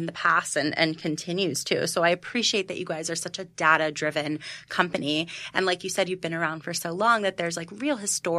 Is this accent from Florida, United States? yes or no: no; New York, United States; And I am a New Yorker and I'm busy